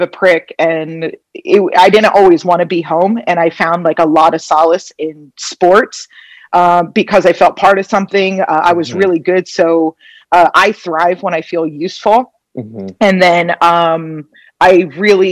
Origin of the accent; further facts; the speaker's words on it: Phillipsburg, New Jersey, United States; moved away as an adult; also born or lived in Philadelphia; now in Las Vegas, United States; we have a couple generations in my hometown, a place called Phillipsburg